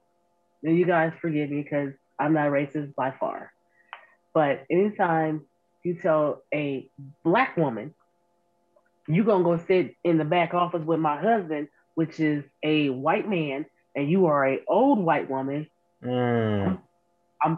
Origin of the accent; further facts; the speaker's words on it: United States; I was born and raised in the Bottoms